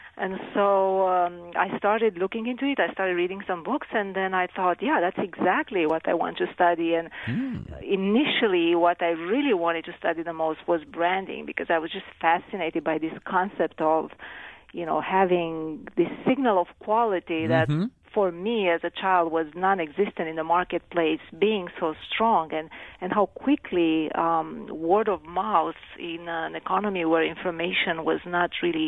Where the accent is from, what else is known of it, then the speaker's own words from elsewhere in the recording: Romania; English is a second language; Well, I grew up in Romania, which was a communist country for most of my childhood. I was, in fact, 18 when the communist regime fell.